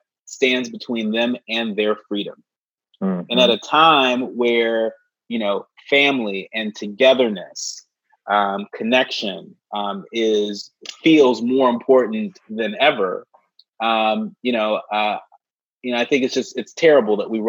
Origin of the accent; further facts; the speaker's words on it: Bay Area, California, United States; now in Washington, D.C., United States; I grew up in the Bay Area